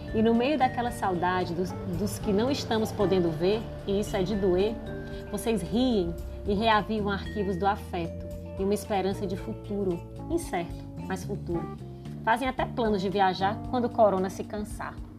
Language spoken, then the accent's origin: Portuguese; Ceará, Brazil; accent: cearense; sou cearense, pelo sotaque você vai reconhecer